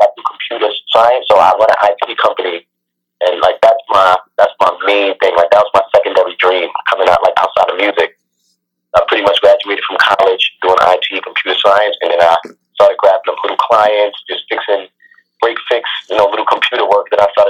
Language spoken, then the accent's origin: English; Brooklyn, New York, United States; Well, I'm from Brooklyn, New York. I'm in Brooklyn, New York.